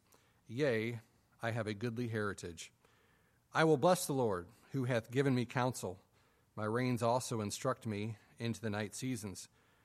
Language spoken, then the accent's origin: English; Adrian, Michigan, United States; I grew up in Adrian, Michigan. It's, as all Michigan people always say, if you're from Michigan, you always use the little mitten here and point where you were.